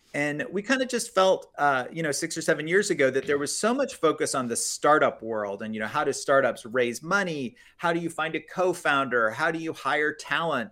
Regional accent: Florida, United States; I grew up in Florida

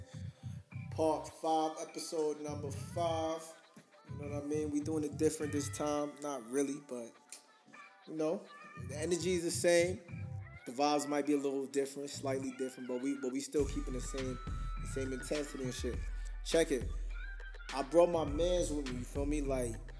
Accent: New York City, New York, United States; moved away; also born or lived in Japan / South Dakota; I'm from New York

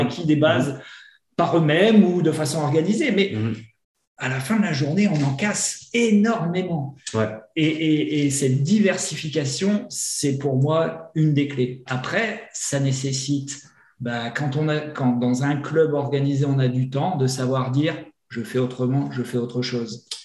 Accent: north of France, France; moved away as an adult; also born or lived in Grenoble; Je suis originaire du nord de la France. J'ai commencé mes études de médecine là-haut, à Lille

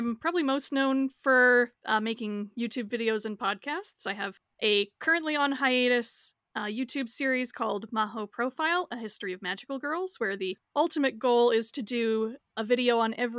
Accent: Canada; I'm Canadian

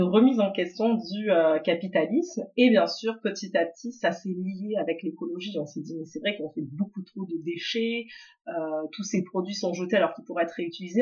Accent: France; moved away as an adult; now in Montreal, Canada; on est arrivé euh, à Montréal, donc on vient de France à la base

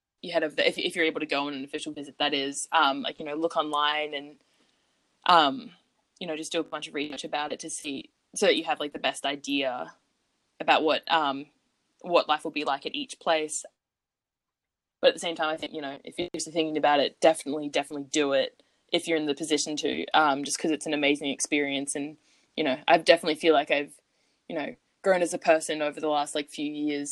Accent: Australia; moved away; I brought an Australian flag with me to hang up in my dorm

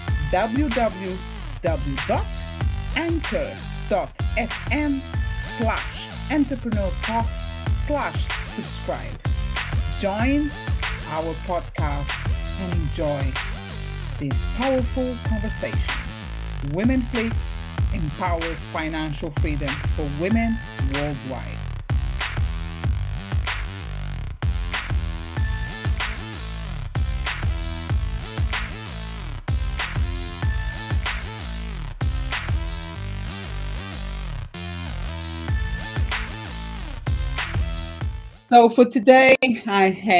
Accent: Portugal; moved away; I'm from Portugal, so my aim is to be able to spend like 6 months there, 6 months here

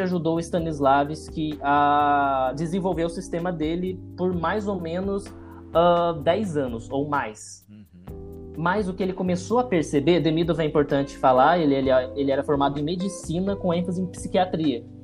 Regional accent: Cambuí, Minas Gerais, Brazil; now in São João del-Rei, Brazil; Eu nasci em Cambuí, Minas Gerais, é bem no sul de Minas, dá tipo duas horas de São Paulo

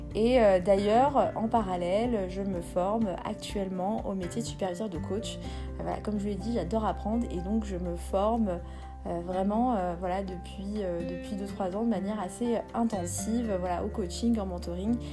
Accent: Béjaïa Province, Algeria; je suis née en Algérie. Euh, donc je suis kabyle berbère. Je, je viens de la euh, wilaya de Béjaïa

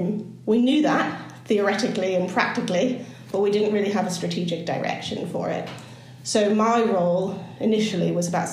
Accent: California, United States; moved away as an adult; now in United Kingdom; so I was born and raised in California, and that's where the kind of strange accent comes from.

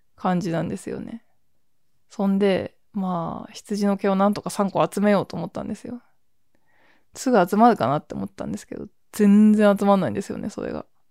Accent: a headwater town in the north of Japan, northern Japan, Japan; now in Tokyo, Japan; 私、水源の町の出身なんですよね

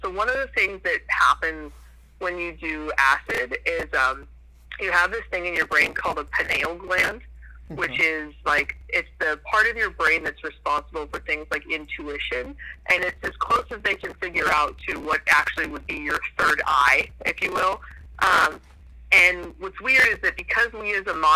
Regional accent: New Hampshire, United States; I grew up in New Hampshire

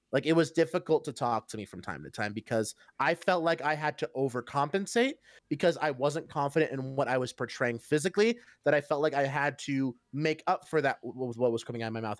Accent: Cincinnati, Ohio, United States; I'm from Cincinnati

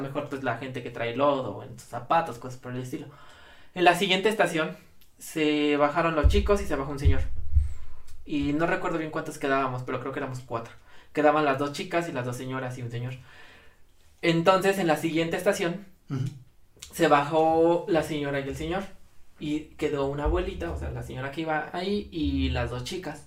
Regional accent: Ecatepec, State of Mexico, Mexico; vengo de Catepec, no es orgullo, es advertencia

